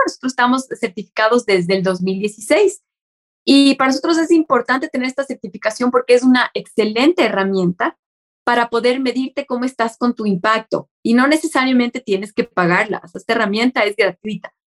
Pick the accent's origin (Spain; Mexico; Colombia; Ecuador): Ecuador; a nosotros como ecuatorianos